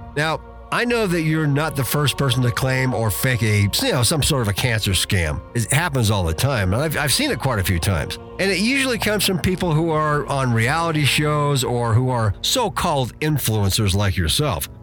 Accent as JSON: {"language": "English", "town": "Durango", "region": "Colorado", "country": "United States", "tie": "born or raised there", "lives_now": "Teller County, United States", "said": "I grew up in the San Juan area. So, you know, even then Durango was a little bit bigger town"}